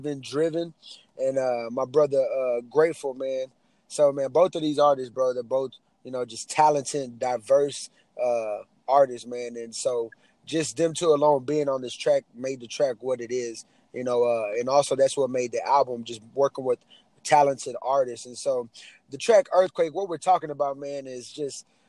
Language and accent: English; Bowling, Texas, United States; now in Houston, United States; I'm from Houston, Texas. Well, I'm actually originally from Bowling, Texas, living in Houston, Texas now